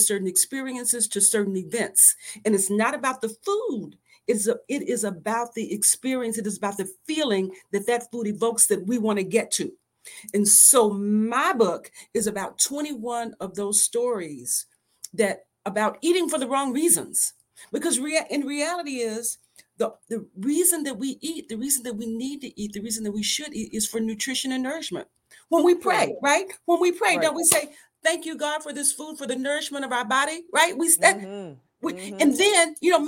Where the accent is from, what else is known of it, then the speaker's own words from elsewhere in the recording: the South, United States; I'm from the South. I grew up on the farm.